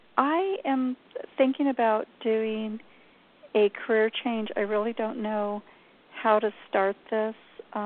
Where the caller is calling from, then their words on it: New Mexico, United States; I'm in New Mexico.